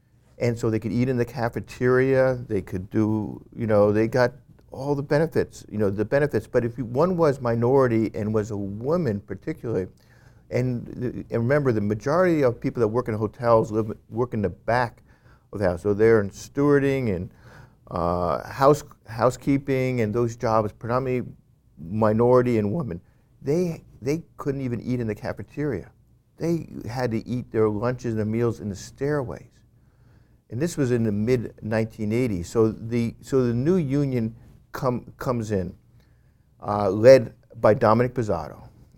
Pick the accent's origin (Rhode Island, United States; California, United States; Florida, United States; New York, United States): New York, United States; I grew up in Westchester County outside of New York City, and I grew up with people and I met people who were from the inner city of New York City.